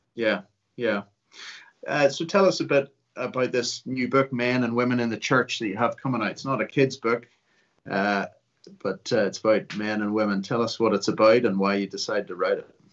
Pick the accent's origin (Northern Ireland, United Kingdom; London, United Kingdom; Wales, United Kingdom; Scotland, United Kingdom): Northern Ireland, United Kingdom; Ulster; also born or lived in Liverpool; I count myself an Ulsterman, I was born in Liverpool.